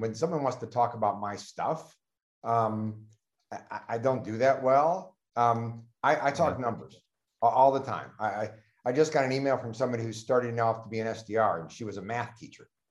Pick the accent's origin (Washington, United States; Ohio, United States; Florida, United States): Ohio, United States; Cleveland; I'm from Cleveland